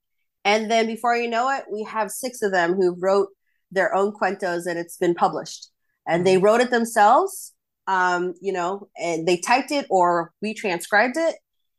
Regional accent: Philippines; I think our community as a Filipino, Filipina, Filipinx community

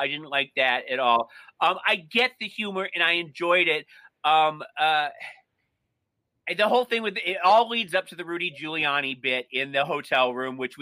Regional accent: Michigan, United States; I grew up in Michigan in the 70s

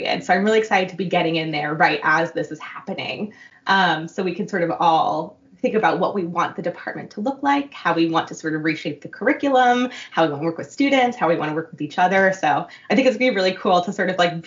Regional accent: New York City, New York, United States; moved away as an adult; now in Boston, United States; I grew up in Queens, in sort of around, like, the Flushing area.

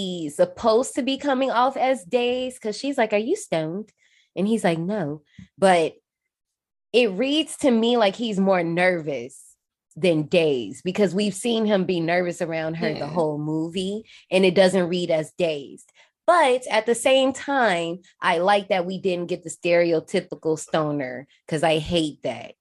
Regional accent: Gary, Indiana, United States; I'm from Gary, but we get Chicago radio.

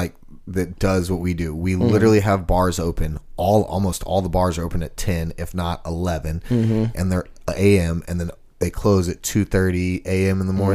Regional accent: Texas, United States; now in Nashville, United States; I'm from Texas. I've been. I live there.

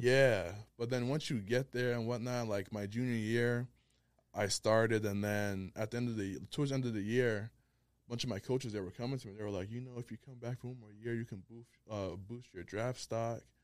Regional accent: Providence, Rhode Island, United States; also born or lived in Liberia; from Providence, Rhode Island. Originally Liberia, but, you know, we repping the four oh one right now.

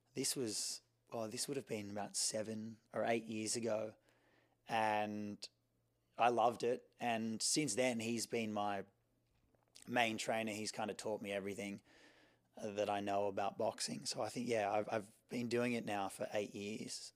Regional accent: Sydney, New South Wales, Australia; I grew up in Sydney, Australia, uh, on the beach in Coogee.

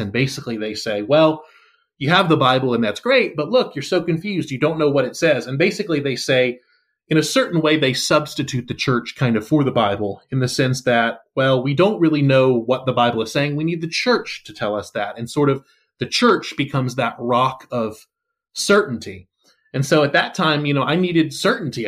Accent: the South, United States; I'm, I'm from the South, and so obviously there's, there's a certain amount of Christianity that just kinda seeps

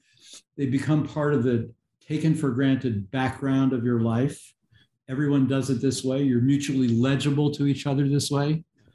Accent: New York, United States; where I grew up outside of New York City, my neighborhood had Italian Catholics, Irish Catholics, nearby were Black people, and there were some Jewish people.

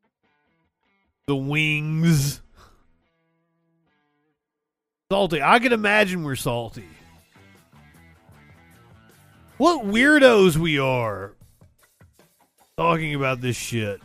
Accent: Appalachia, United States; I'm from Appalachia

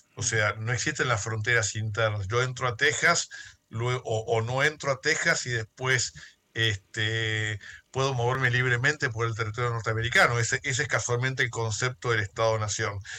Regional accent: Argentina; hablo como abogado argentino

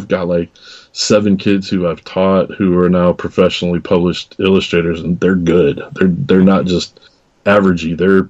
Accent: Waterloo, Iowa, United States; I'm from Northeast Iowa. I'm actually from Waterloo, Cedar Falls area

